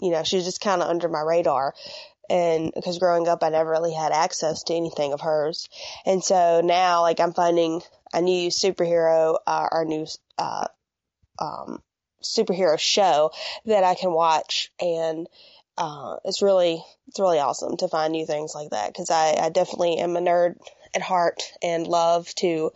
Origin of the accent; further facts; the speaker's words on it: Mississippi, United States; I'm from Mississippi